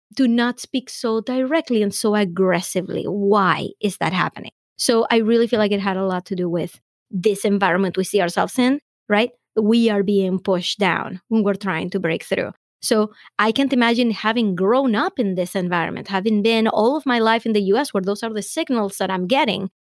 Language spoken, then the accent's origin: English; Venezuela; now in United States; I have found a lot of opportunity in the US that I wouldn't have in my home country